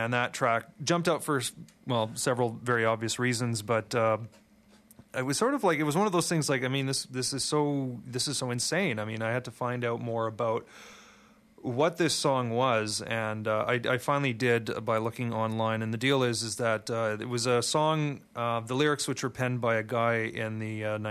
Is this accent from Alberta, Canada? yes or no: no; Montreal, Quebec, Canada; I grew up in Montreal